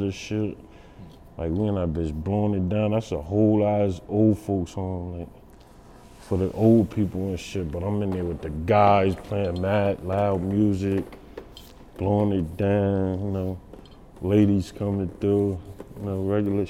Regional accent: Paterson, New Jersey, United States; also born or lived in South Carolina; I'm from the Fourth Ward, Patterson, Governor Street, the Red Zone

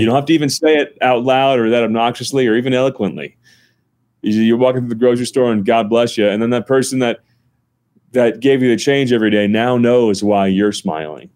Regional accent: North New Jersey, United States; now in Colorado, United States; I'm from North New Jersey, about a half hour from Manhattan.

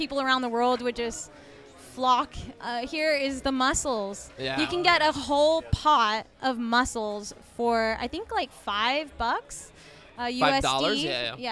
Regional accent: California, United States; moved away; I've never lived in the snow. Basically, I'm from California

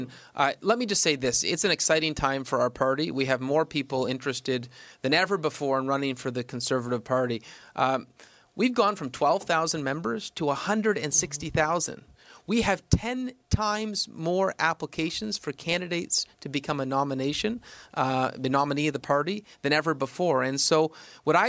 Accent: Toronto, Ontario, Canada; I grew up in Toronto, went to St. Mike's High School

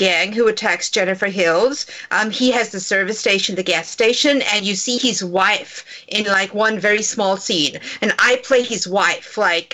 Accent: East London, Eastern Cape, South Africa; moved away as an adult; now in Los Angeles, United States; A little town in South Africa called East London, which is on the southeast coast of South Africa

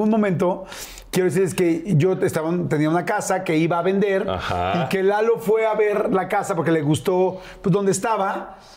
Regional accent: Veracruz, Mexico; Yo soy

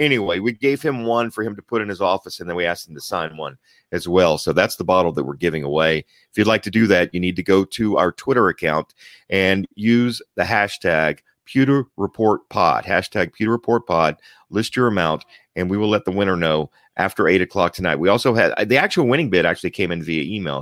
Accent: Germany; moved away; I was born in Germany

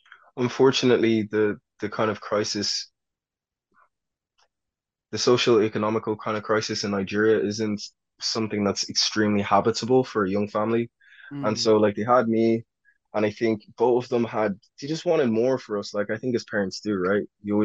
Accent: Ireland; when I grew up in Ireland, I was really exposed to a lot of American media. So in Ireland, my accent, for people that were not attuned to the American accent, would sound American.

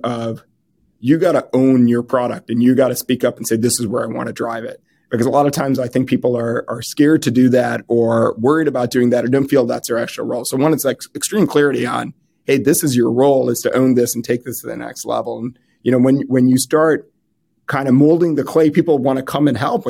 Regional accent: Midwest, United States; And I came from the Midwest

